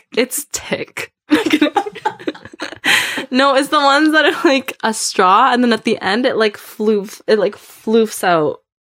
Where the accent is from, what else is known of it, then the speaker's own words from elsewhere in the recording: Prince George, British Columbia, Canada; it's called like Prince George. I don't know if anyone knows that. That's where I met her. Right. So we're both from Prince George.